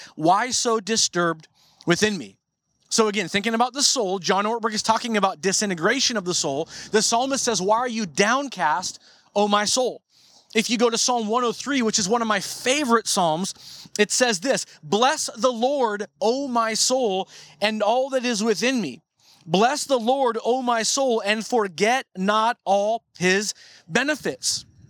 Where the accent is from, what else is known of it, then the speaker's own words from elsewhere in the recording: Marysville, Washington, United States; when I was a kid growing up in North Marysville